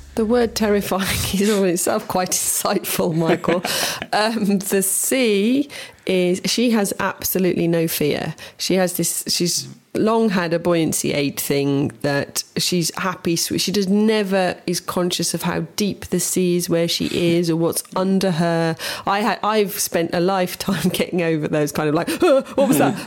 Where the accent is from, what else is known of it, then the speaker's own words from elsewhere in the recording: Bosnia & Herzegovina; also born or lived in England; now in Croatia; where I grew up in Herzegovina